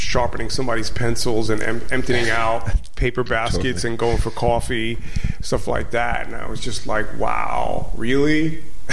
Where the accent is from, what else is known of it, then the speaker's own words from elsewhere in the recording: New York City, New York, United States; originally I'm from Crown Heights, Brooklyn